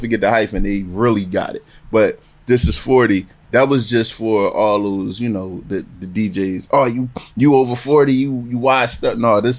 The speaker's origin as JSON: {"language": "English", "town": "Philadelphia", "region": "Pennsylvania", "country": "United States", "said": "as soon as I told him I'm from Philly"}